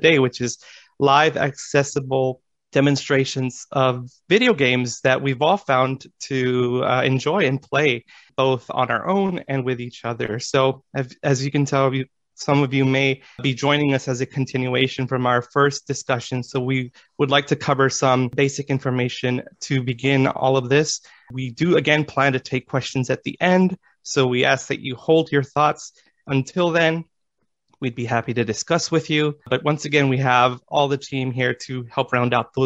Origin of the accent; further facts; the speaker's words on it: Los Angeles, California, United States; I am from Los Angeles, California